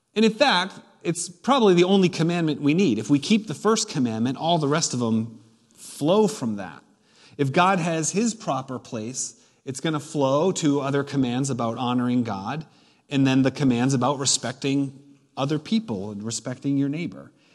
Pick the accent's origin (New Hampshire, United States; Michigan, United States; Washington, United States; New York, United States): New Hampshire, United States; I was born and raised in New Hampshire.